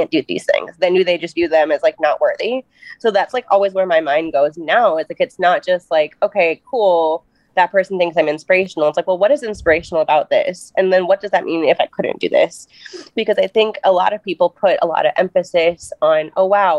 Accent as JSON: {"language": "English", "region": "Minnesota", "country": "United States", "said": "I am from Minnesota"}